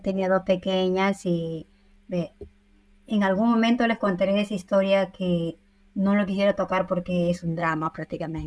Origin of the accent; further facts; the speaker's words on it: Huánuco, Peru; first language Spanish; moved away as an adult; now in Milan, Italy; yo soy nacida en Huánuco, yo soy huanuqueña neta